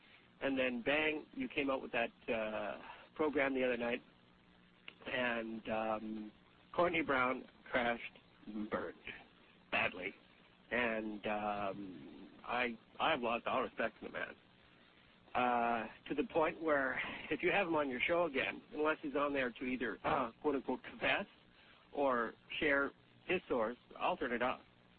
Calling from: Edmonton, Alberta, Canada; I'm calling from Edmonton, Alberta, and I'm listening to you in Spokane.

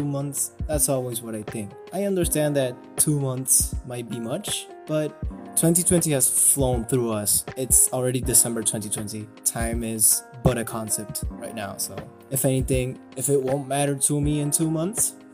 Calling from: Argentina; I'm calling from Argentina

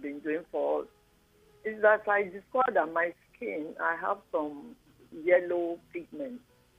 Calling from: Surulere, Lagos, Nigeria; I'm calling from Surulere.

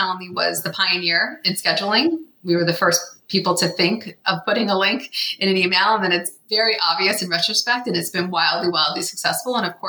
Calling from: Menlo Park, California, United States; I am calling in from Menlo Park, which is just south of San Francisco.

